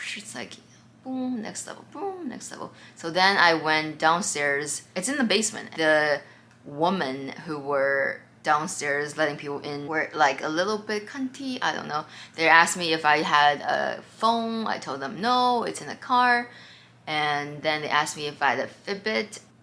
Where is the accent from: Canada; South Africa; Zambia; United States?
United States; Sag Harbor, New York; I'm from Sag Harbor